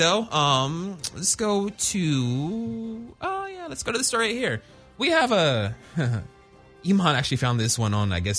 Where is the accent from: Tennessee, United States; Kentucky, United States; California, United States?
California, United States; Orange County; we grew up in Orange County and we're the only black family in the gated community.